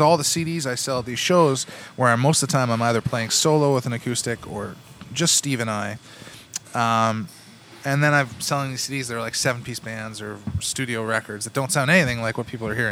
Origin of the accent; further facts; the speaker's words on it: Cambridge, Ontario, Canada; also born or lived in Kitchener, Ontario; I grew up in the in the Tri Cities. I, I consider myself a child of the Tri Cities because I grew up in Cambridge. Uh, North Cambridge to be specific